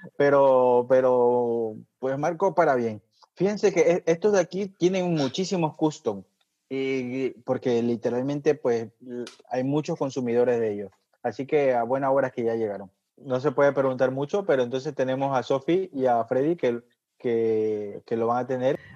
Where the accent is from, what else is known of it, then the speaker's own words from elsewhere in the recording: Ecuador; Yo obviamente nací en Ecuador